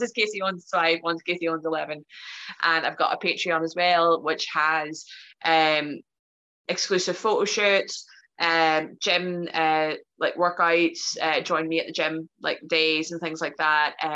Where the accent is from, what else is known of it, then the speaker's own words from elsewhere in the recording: Ireland; I'm Irish, so I, I, I, just like I'll talk for days, so you have to cut me off at some point.